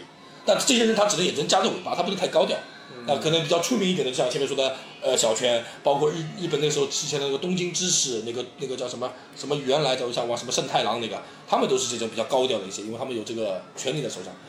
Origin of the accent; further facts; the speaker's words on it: China; 我们我们就我们中国人很很敏感